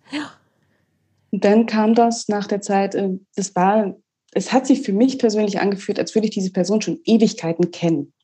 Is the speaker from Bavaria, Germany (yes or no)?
no; Mecklenburg-Vorpommern, Germany; moved away as an adult; also born or lived in Rostock; now in Austria; ich komme gebürtig, ich komme von der Ostseeküste.